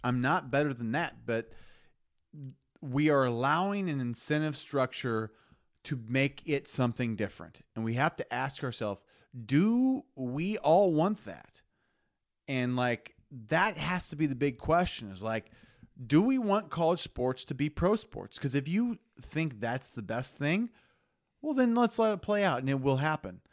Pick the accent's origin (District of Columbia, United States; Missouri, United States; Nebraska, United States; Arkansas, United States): Nebraska, United States; Lincoln; we grew up in Lincoln, Nebraska, our dads played football for Nebraska